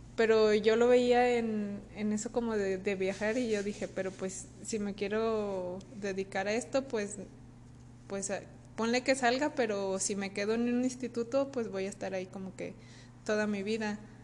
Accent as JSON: {"language": "Spanish", "country": "Mexico", "said": "como mexicano"}